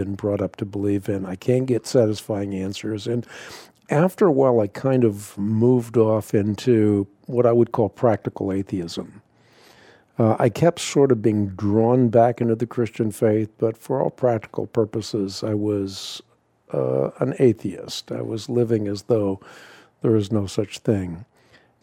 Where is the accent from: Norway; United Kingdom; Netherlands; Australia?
Netherlands; moved away; I grew up in Holland, or I was born in Holland at least